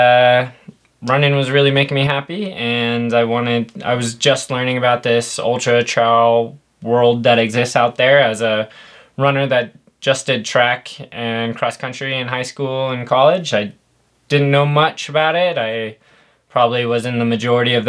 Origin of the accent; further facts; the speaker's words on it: Phoenix, Arizona, United States; moved away as an adult; also born or lived in Colorado Springs, Colorado; I'm originally from Phoenix, Arizona, so 2 hours south of Flag